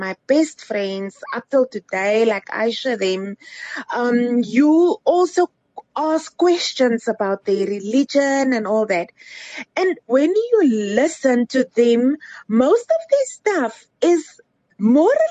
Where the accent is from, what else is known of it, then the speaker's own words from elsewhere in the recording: Cape Town, Western Cape, South Africa; now in Johannesburg, South Africa; I'm originally from Cape Town. I grew up in Cape Town